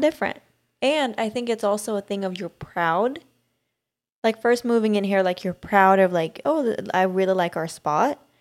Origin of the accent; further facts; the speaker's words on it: Sweden; moved away; growing up in Sweden